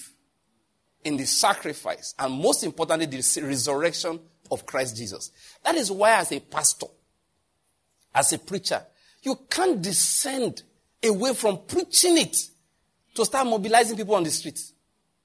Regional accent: Nigeria; I'm a Nigerian

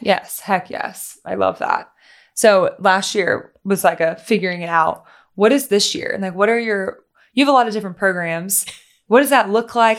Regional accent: Louisiana, United States; moved away; also born or lived in Tennessee; I grew up in Louisiana and then I moved to Tennessee

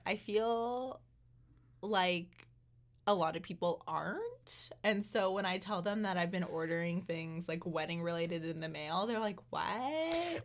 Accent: Southern Ontario, Canada; moved away; we're from Southern Ontario

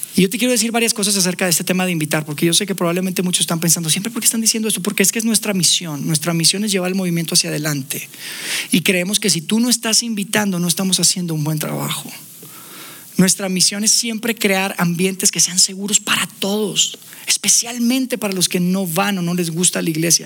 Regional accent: Monterrey, Nuevo León, Mexico; now in Mexico City, Mexico; Viviendo ya acá en Ciudad de México, nosotros somos de Monterrey.

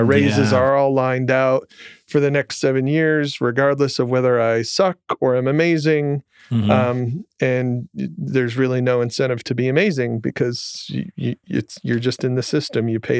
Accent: Jackson, Michigan, United States; I grew up in Michigan, in okay. Jackson, which is a town very few people know.

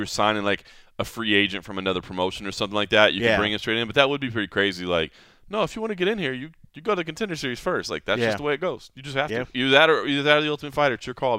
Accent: Texas, United States; I grew up in Texas

